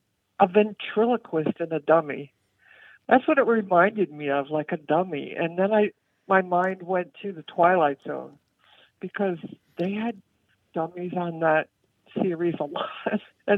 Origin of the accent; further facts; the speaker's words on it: New Jersey, United States; moved away as an adult; now in McKinney, United States; I'm calling from McKinney, Texas. I'm originally from New Jersey, but I moved out here recently to be near my grandchildren.